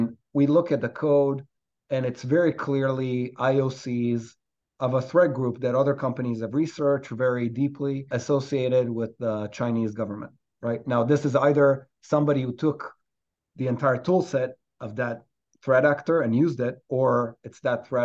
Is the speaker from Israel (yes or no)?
yes; Israel; moved away as an adult; now in New York, United States; I'm a New Yorker today, but originally from Israel.